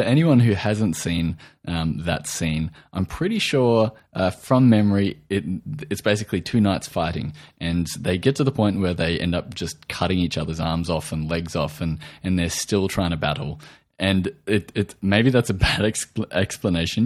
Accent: Australia; accent: Australian

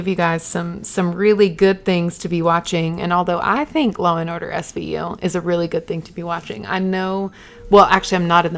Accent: Eden, North Carolina, United States; moved away; We've never had a Starbucks in my hometown.

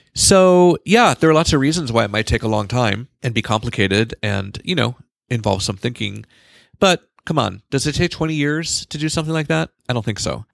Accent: California, United States; moved away as an adult

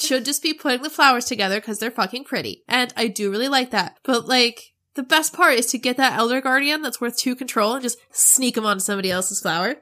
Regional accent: Arizona, United States; moved away; I grew up in Arizona, and we don't really have spring there

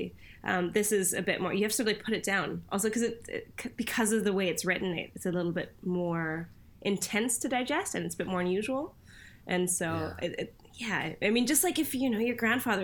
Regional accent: Canada; born or raised there; also born or lived in Cologne, Germany / Bonn, Germany; now in United Kingdom

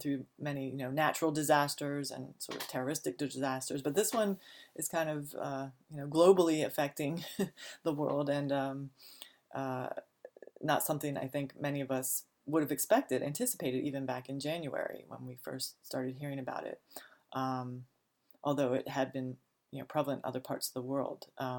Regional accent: Laurel, Maryland, United States; I'm from the Washington, D.C. area, Prince George's County, Laurel, Maryland, is where I grew up.

